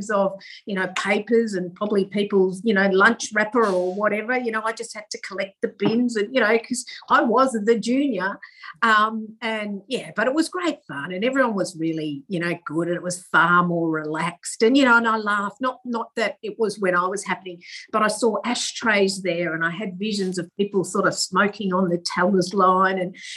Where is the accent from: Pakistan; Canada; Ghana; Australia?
Australia; Manjimup, Western Australia; also born or lived in Busselton, Western Australia; I was born in Busselton, which is country WA, and I went to school in Manjimup, which is also country WA.